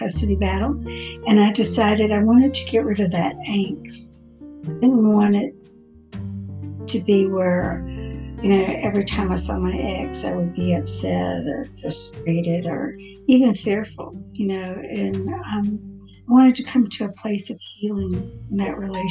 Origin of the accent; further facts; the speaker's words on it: Port Arthur, Texas, United States; now in Houston, United States; I was born and raised in Port Arthur, Texas